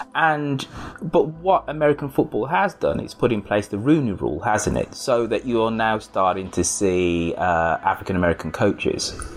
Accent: United Kingdom

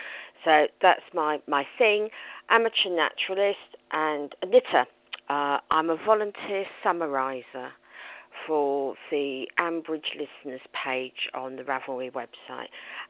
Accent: Slough, South East England, United Kingdom; now in High Wycombe, United Kingdom; I'm from High Wycombe, originally from Slough. I was born into a Archer's Listening family in 1965

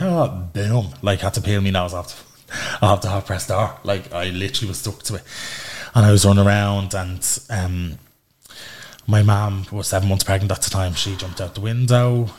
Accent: Dublin, Leinster, Ireland; I'm originally from Darndale but live in County now.

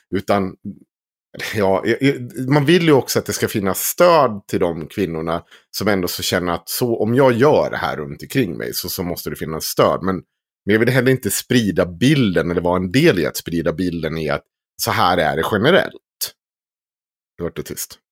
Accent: Krylbo, Dalarna County, Sweden; Jag är från Krylbo

